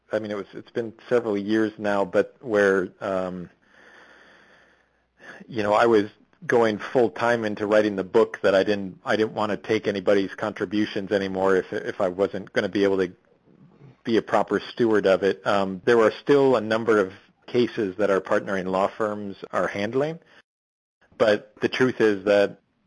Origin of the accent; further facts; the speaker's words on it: Midwest, United States; moved away as an adult; also born or lived in Boston; as a Midwesterner, I was raised to sort of scoff at fly fishermen